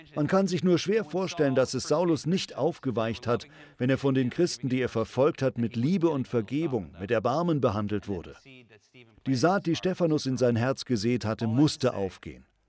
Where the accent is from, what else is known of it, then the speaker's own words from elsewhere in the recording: United States; Uns als Amerikaner